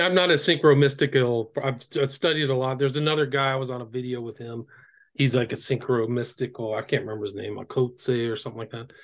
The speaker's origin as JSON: {"language": "English", "region": "Northern California", "country": "United States", "tie": "born or raised there", "said": "I grew up in Northern California."}